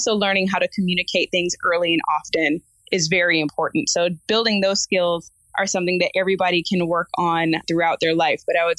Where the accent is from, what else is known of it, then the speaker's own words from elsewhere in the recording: Midwest, United States; now in West Coast, United States; I'm originally from the Midwest